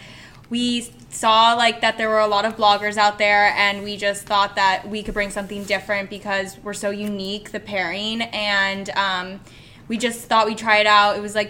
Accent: Bedford, New York, United States; now in New York City, United States; So we're sisters, and we are from Westchester, New York. We both live in New York now. …'s in Greenwich Village, and I'm in Tribeca.

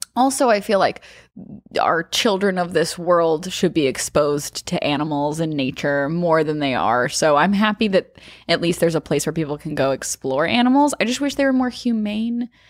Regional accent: Arkansas, United States; growing up in Arkansas

